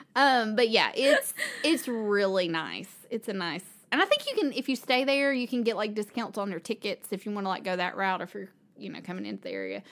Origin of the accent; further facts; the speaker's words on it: Kingsport, Tennessee, United States; I grew up in Kingsport, which is kind of near where we are in Johnson City